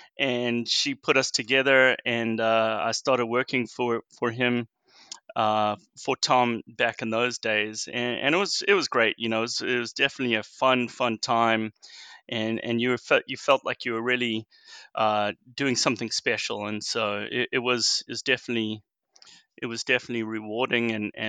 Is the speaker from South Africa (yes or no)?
yes; South Africa; now in United States; I'm actually originally from South Africa, and I moved here back in 2000.